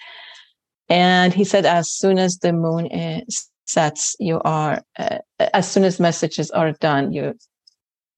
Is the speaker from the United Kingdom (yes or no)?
no; Tehran, Tehran Province, Iran; moved away as an adult; also born or lived in Middletown, New York / Northridge, California; now in California, United States; I was born in Tehran, Iran. I met my first husband, Roy's father, when I was 20 years old, and we got married and we moved to the United States